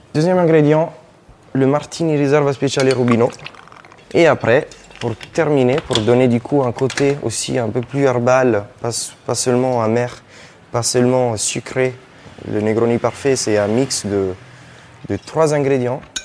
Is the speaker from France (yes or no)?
no; Italy; French is a second language; moved away as an adult; also born or lived in Australia; Après avoir fait une, une école euh, en Italie, du coup mon pays d'origine